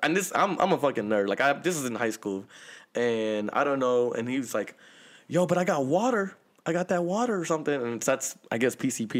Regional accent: Seattle, Washington, United States; once again, I'm from Seattle.

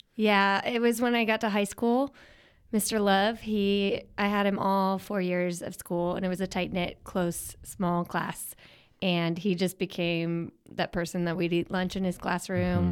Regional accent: Philadelphia, Pennsylvania, United States; growing up in Philly

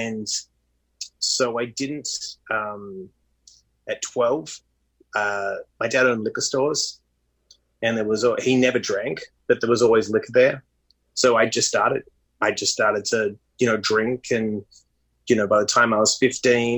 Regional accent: Perth, Western Australia, Australia; also born or lived in Sydney, Australia; now in United States; I was born in Perth, Western Australia, which geographically is the most isolated capital city in the world

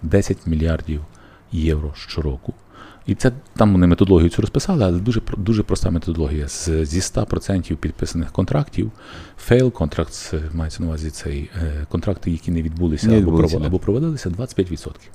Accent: Lviv, Lviv Oblast, Ukraine; я, як львів'янин

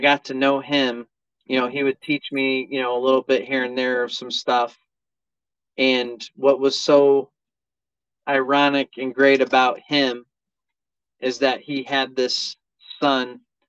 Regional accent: Buffalo, New York, United States; we're from Buffalo, New York.

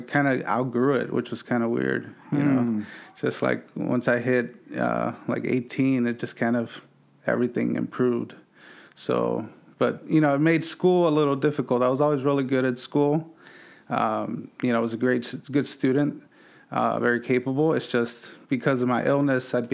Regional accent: Los Angeles, California, United States; born and raised in the San Fernando Valley

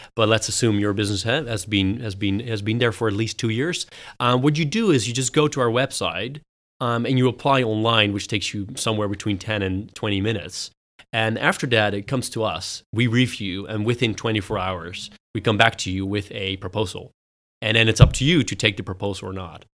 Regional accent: Netherlands; also born or lived in United States / United Kingdom; I grew up in the Netherlands, uh, but studied in the U S and in the U K

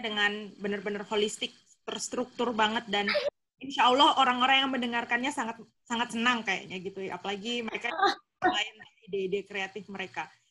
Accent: Jayapura, Papua, Indonesia; asalku dari Papua aku bilang kayak gitu oh iya terus dia bilang di daerah mana gitu kan aku bilang di Jayapura

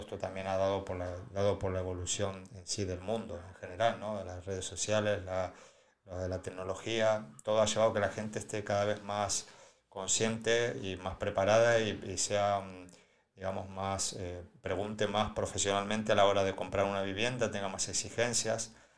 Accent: Argentina; now in Spain; yo vengo de Argentina

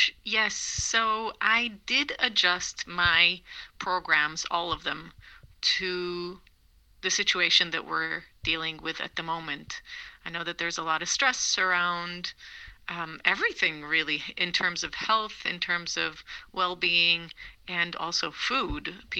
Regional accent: Israel; English is a second language; moved away as an adult; also born or lived in Boston, United States; now in Switzerland; Yeah, well, I'm originally Israeli. I moved to America when I was 11 to Boston, and moved back when I was 17.

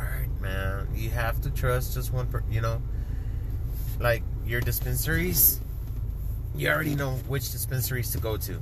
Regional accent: Laredo, Texas, United States; now in San Antonio, United States; I grew up in a border town. I'm from Laredo, Texas.

